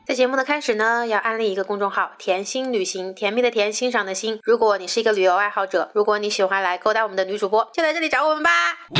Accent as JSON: {"language": "Chinese", "town": "Wuhan", "region": "Hubei", "country": "China", "accent": "Wuhan-accented Mandarin", "said": "你们总是说我的普通话带着浓浓的武汉味"}